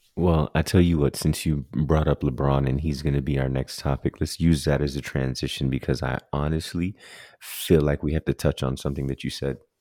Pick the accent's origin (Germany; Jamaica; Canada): Jamaica; as a Jamaican who loves Jamaican spinners